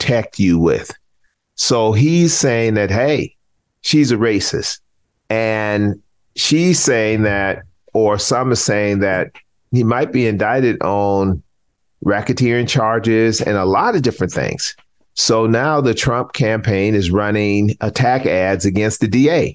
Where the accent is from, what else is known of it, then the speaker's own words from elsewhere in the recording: South Carolina, United States; grew up in South Carolina and I'm very familiar with small Southern towns.